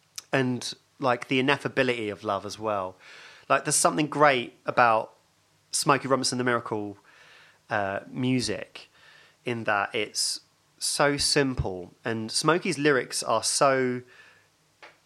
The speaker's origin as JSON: {"language": "English", "town": "Hatfield", "region": "East of England", "country": "United Kingdom", "tie": "born or raised there", "said": "my first memories are of growing up in Hatfield"}